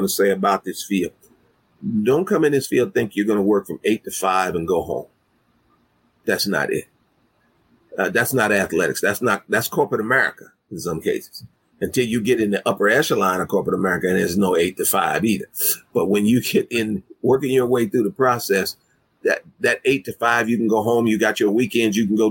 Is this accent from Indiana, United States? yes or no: no; Kansas City, Missouri, United States; My hometown. Born and raised here.